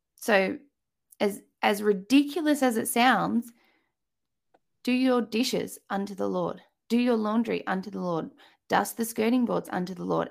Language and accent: English; Australia; accent: Australian; by my accent, you can tell I am in Australia